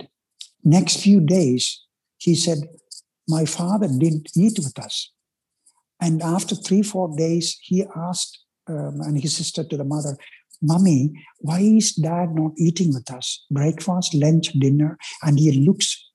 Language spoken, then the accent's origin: English; India; English is a second language; moved away as an adult; I'm Indian